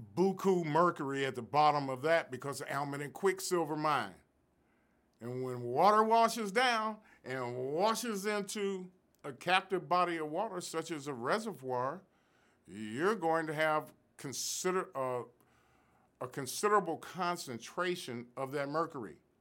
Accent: Chicago, Illinois, United States; born or raised there; moved away as an adult; now in Sacramento, United States

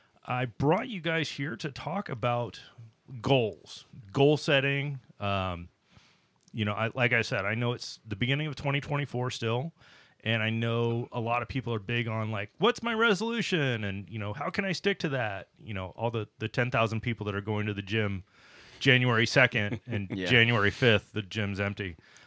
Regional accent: Nebraska, United States; So it's like I grew up in Nebraska for the most part.

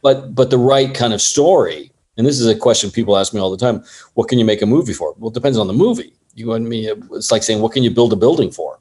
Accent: San Clemente, California, United States; moved away as an adult; also born or lived in Los Angeles, United States; now in Thailand; I grew up in Orange County uh, I went to San Clemente High School

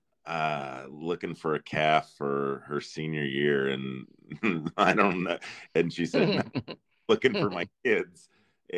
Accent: North Central Kansas, United States; now in Texas, United States; I'm from North Central Kansas. I live in Texas now.

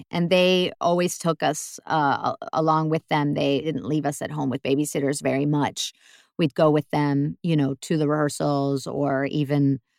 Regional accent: New York, United States; now in Germany; And I was from New York.

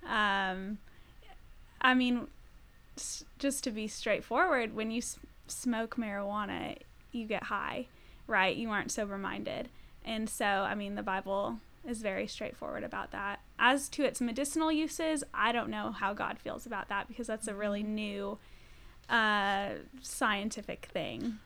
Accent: Colorado, United States; I'm from Colorado

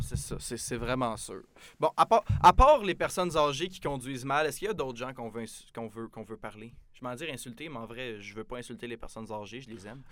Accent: Saint-Jean-sur-Richelieu, Quebec, Canada; moved away as an adult; now in Jonquière, Canada; je viens de Saint-Jean-sur-Richelieu. Euh, un petit endroit proche de Montréal. Donc, euh, ben, moi, je suis venu ici pour mes études.

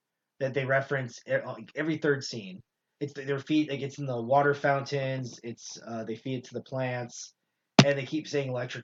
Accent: Canada

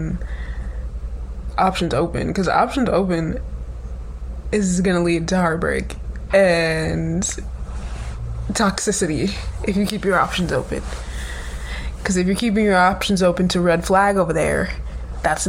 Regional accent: North Carolina, United States; moved away as an adult; now in New York, United States; I'm from North Carolina. I pretty much grew up there my entire life

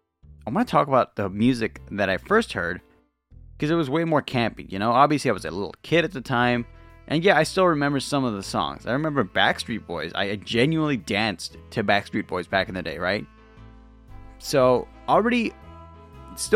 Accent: Lakewood, California, United States; I was born in Lakewood, California, you know, near Los Angeles

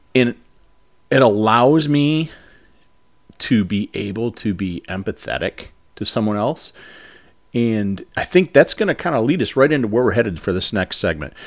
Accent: United States; as Americans

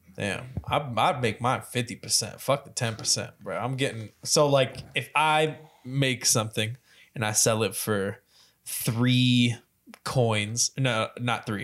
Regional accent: Louisville, Kentucky, United States; growing up in Louisville

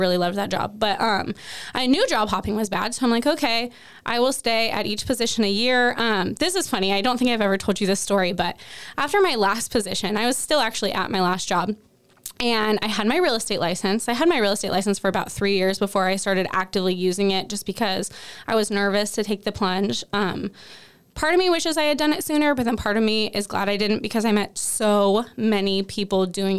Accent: Toutle, Washington, United States; I was actually born and raised in Cowlitz County

